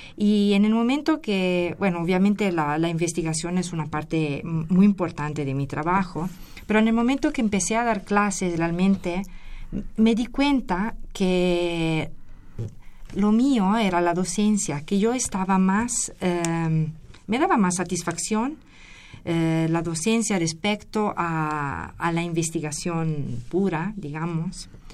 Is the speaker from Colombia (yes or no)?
no; Italy; moved away as an adult; also born or lived in Querétaro, Mexico; now in Mexico City, Mexico; Yo la licenciatura la obtuve en Geología en Italia, soy de, soy de Italia.